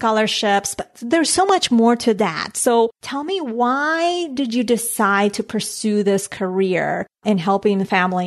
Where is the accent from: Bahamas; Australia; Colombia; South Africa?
Colombia; moved away; growing up in Colombia, my parents, they had a little bit of an entrepreneurial spirit.